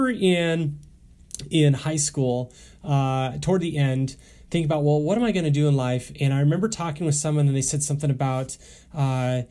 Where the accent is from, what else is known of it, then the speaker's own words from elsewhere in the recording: Newton, Kansas, United States; I grew up in South Central Kansas near Newton, north of Wichita